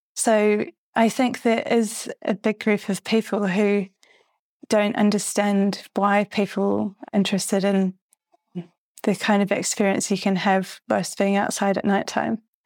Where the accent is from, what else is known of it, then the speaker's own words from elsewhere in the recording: New Zealand; moved away; also born or lived in London, United Kingdom; when I was growing up in New Zealand